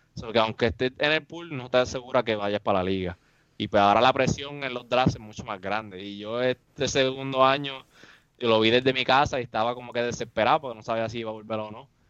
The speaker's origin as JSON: {"language": "Spanish", "town": "Mayagüez", "country": "Puerto Rico", "said": "yo vivo en Mayagüez, soy de Mayagüez, y, yo vivo en el campo"}